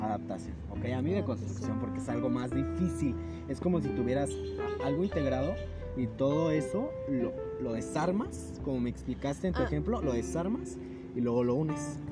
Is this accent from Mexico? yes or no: yes; Mexico; somos mexicanos